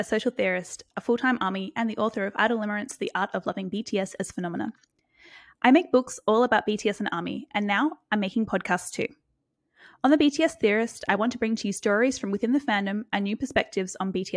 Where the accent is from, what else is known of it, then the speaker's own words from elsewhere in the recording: Brisbane, Queensland, Australia; I'm from Brisbane, Australia.